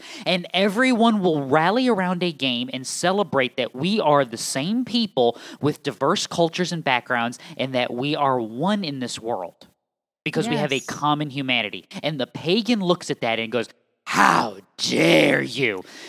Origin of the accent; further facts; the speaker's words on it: New England, United States; as someone from New England who has lots and lots of family in and around the tri-state area